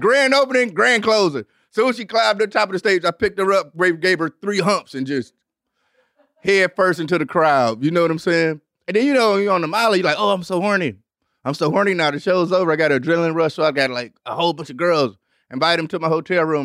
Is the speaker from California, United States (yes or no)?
no; Detroit, Michigan, United States; i grew up on Devil's night